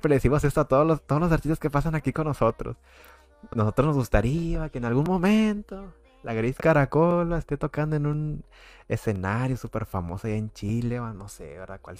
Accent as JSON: {"language": "Spanish", "country": "Mexico", "said": "no sé cómo te hagas una idea de cómo somos los mexicanos, de que ah, mariachi o así, no sé, ¿verdad?"}